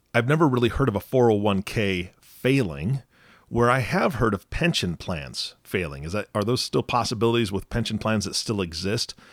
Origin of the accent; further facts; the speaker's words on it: Pacific Northwest, United States; I'm from the Pacific Northwest